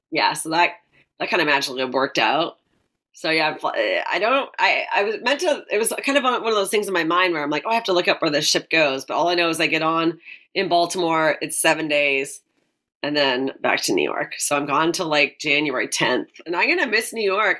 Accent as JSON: {"language": "English", "town": "Delta", "region": "British Columbia", "country": "Canada", "tie": "born or raised there", "moved": "yes", "said": "We're both from Vancouver. I'm like, I actually grew up in North Delta"}